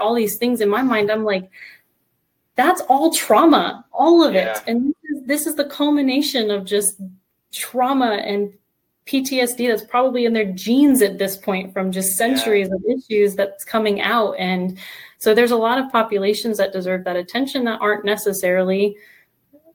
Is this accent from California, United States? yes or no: no; Sarasota, Florida, United States; also born or lived in Vancouver, Canada; now in Tampa, United States; I grew up in Sarasota, just an hour south